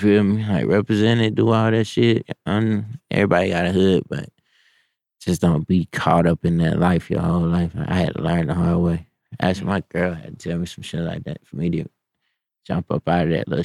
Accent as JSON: {"language": "English", "town": "Humble", "region": "Texas", "country": "United States", "moved": "as an adult", "lives_now": "Atlanta, United States", "said": "I was from Humble"}